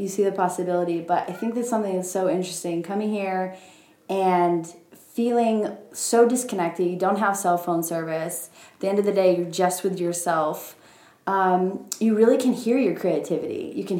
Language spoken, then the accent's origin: English; Portland, Oregon, United States; so I come from Portland, right? Everything's new and up and coming.